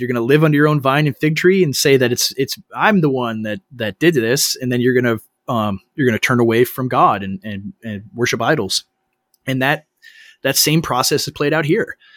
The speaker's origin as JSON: {"language": "English", "region": "Minnesota", "country": "United States", "tie": "born or raised there", "said": "I am in Minnesota. I'm from, I'm born and raised here. I'm in my hometown"}